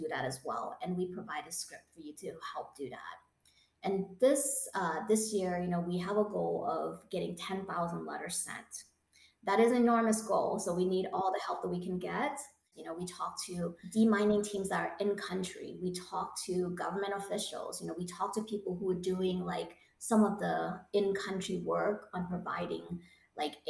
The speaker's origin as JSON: {"language": "English", "region": "Ohio", "country": "United States", "tie": "born or raised there", "said": "my home state of Ohio"}